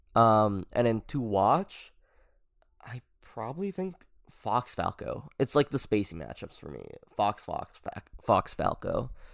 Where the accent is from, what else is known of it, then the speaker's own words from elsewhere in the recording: Philippines; I'm Filipino